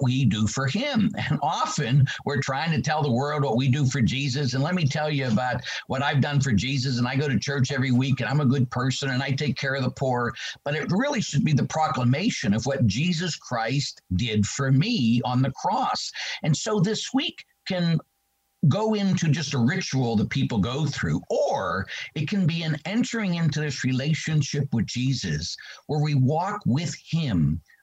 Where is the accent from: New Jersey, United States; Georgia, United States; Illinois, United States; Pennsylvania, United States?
Pennsylvania, United States; Pittsburgh; I grew up in the city of Pittsburgh